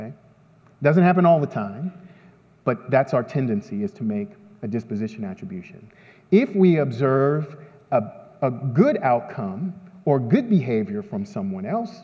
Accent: San Antonio, Texas, United States; I'm from San Antonio

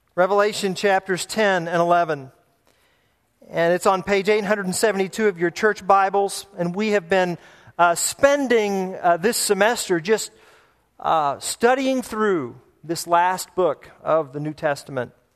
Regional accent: United States; I'm an American

